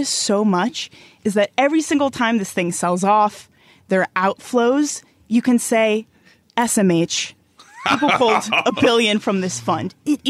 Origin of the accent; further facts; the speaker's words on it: New York, United States; moved away as an adult; now in London, United Kingdom; as you can tell from my accent, I come from New York.